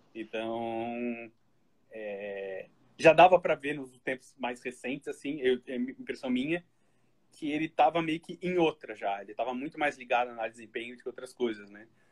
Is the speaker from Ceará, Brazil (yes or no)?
no; Florianópolis, Santa Catarina, Brazil; also born or lived in Criciúma; Nasci em Criciúma, mas eu fui novo para Florianópolis.